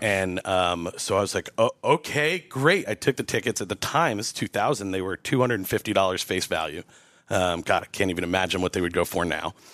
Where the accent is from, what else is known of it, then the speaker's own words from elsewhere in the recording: Montgomery, New York, United States; moved away as an adult; now in Asheville, United States; in my hometown there, uh, which is Montgomery, New York, about an hour north of New York City